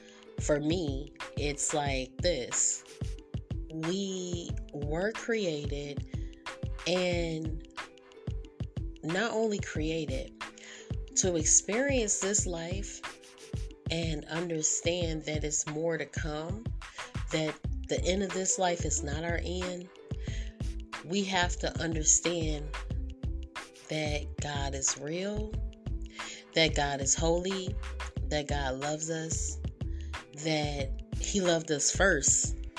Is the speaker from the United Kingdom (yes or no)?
yes; England, United Kingdom; I'm English. Like, I was born as a Gentile.